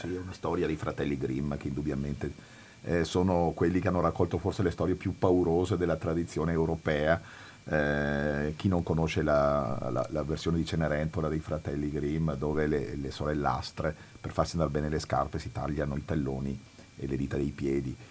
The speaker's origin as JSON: {"language": "Italian", "region": "Veneto", "country": "Italy", "tie": "born or raised there", "said": "io sono veneto e sono nato in Veneto"}